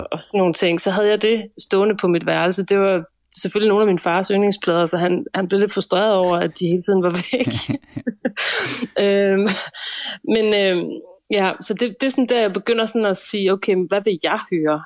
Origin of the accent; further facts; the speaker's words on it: Nyborg, Southern Denmark, Denmark; vi er i Nyborg, 5800 Nyborg, ja. øh, hvor jeg er vokset op